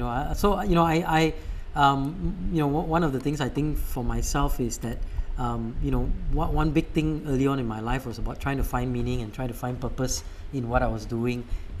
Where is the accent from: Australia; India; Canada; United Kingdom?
India; now in United States; And I ended up actually, I think it's because I'm Indian.